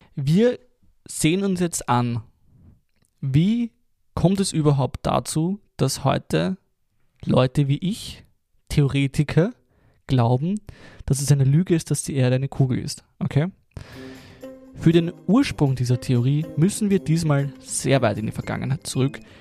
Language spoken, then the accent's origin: German; Lower Austria, Austria; ich bin ein Niederösterreicher